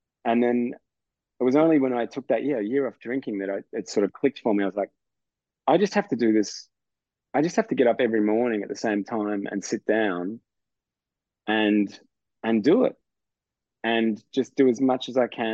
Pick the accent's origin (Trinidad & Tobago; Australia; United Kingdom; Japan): Australia; I'm a heterosexual, straight Australian